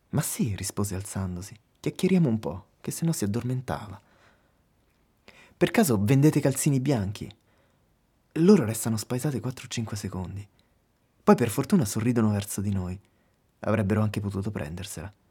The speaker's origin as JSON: {"language": "Italian", "region": "Lazio", "country": "Italy", "said": "mentre noi veniamo da Roma, vicino Roma. Caput Mundi."}